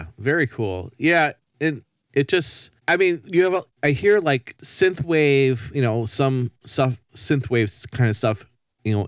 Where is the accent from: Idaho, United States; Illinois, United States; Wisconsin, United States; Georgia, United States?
Wisconsin, United States; Racine; I'm actually a Racine native myself.